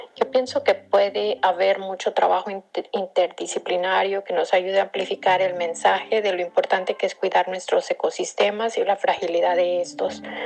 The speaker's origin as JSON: {"language": "Spanish", "town": "Acapulco", "region": "Guerrero", "country": "Mexico", "tie": "born or raised there", "moved": "yes", "lives_now": "San Francisco, United States", "said": "Nací y crecí en Acapulco Guerrero, pero vivo en San Francisco, California"}